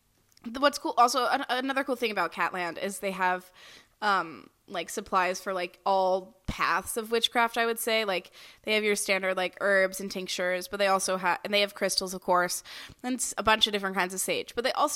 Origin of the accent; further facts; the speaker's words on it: the South, United States; I'm from the south doesn't mean I'm from a swamp